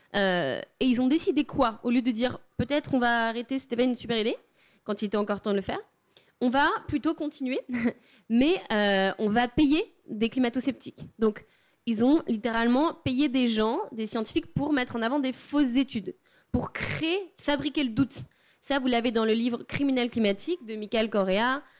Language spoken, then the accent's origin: French; Savoie, Auvergne-Rhône-Alpes, France; chez moi en Savoie